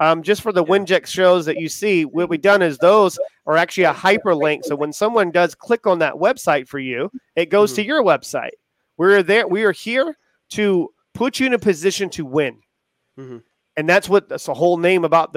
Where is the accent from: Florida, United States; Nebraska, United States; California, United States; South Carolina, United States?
South Carolina, United States; Charleston; I'm from Charleston